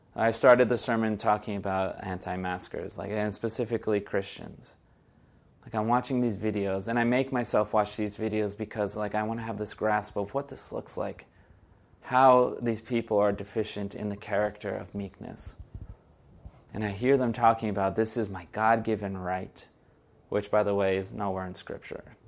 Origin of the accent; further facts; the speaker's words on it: Brazil; first language Portuguese; English is a second language; moved away; I am originally from Brazil. Portuguese is my first language